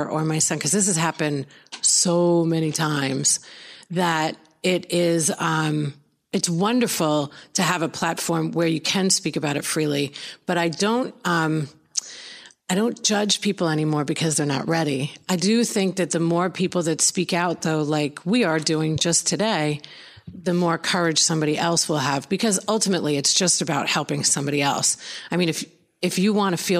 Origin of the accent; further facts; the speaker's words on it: Long Island, New York, United States; moved away as an adult; now in Florida, United States; I grew up in Long Island, New York